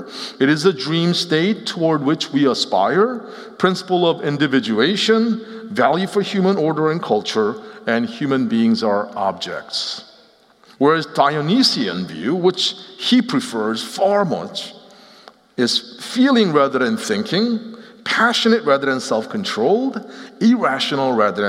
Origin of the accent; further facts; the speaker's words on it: Seoul, South Korea; also born or lived in Philadelphia, United States; So I grew up both in Seoul, Korea, as well as outside of Philadelphia, and lived in the East Coast until about 13 years ago in 2006.